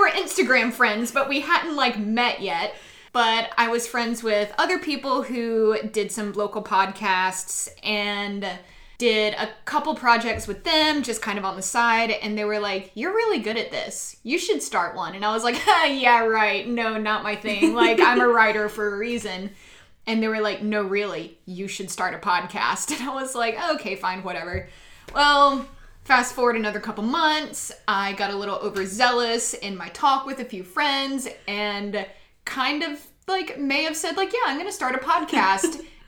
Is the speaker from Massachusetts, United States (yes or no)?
no; Atlanta, Georgia, United States; now in Chattanooga, United States; I'd been to Chattanooga several times growing up. I grew up in Atlanta, so we used to come up here a couple times during the year just to get out of Atlanta for a little bit.